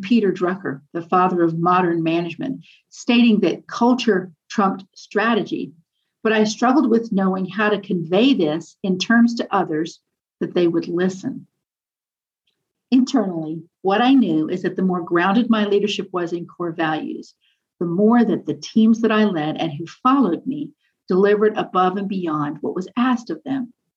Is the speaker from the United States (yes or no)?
no; Nairobi, Kenya; moved away; also born or lived in East African Community; I was born in Nairobi uh, and spent years living in the East African community.